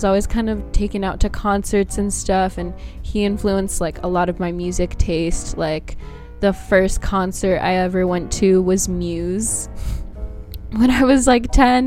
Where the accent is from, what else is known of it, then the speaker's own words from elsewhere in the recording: Bay Area, California, United States; also born or lived in Brazil; I was born in Brazil, but I've, like, grown up my whole life in the Bay Area, so that's like the closest thing to home for me